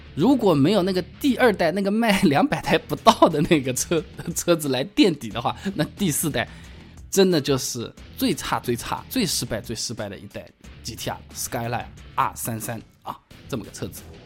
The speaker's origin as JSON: {"language": "Chinese", "country": "China", "said": "作为一个中国人"}